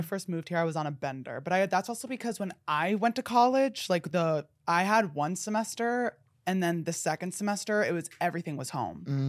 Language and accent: English; New Jersey, United States; I'm from New Jersey